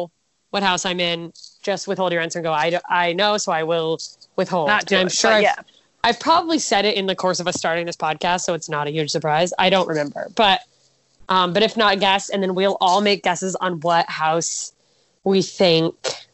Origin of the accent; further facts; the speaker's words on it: Detroit, Michigan, United States; you're from Detroit? I'm from Detroit.